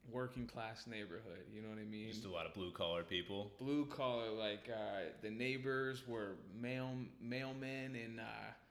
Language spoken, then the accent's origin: English; Tacoma, Washington, United States; Um, and so I was born in Tacoma, and the neighborhood we lived in was like this.